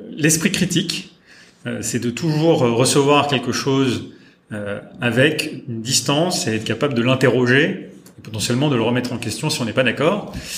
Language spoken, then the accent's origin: French; Châtellerault, Nouvelle-Aquitaine, France; also born or lived in Poitiers; j'ai grandi euh, dans un, dans un, petit village et, j'allais à l'école euh, dans une petite ville qui s'appelle Châtellerault